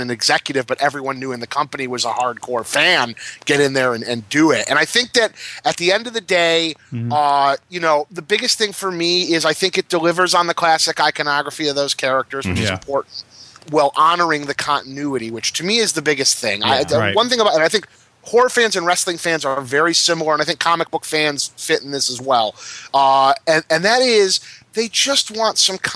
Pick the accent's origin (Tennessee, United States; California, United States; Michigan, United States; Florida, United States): Michigan, United States; Detroit; I was growing up in Detroit